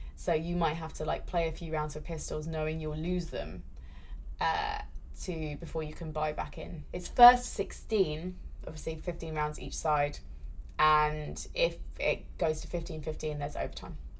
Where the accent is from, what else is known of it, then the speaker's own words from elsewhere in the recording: United Kingdom; I'm British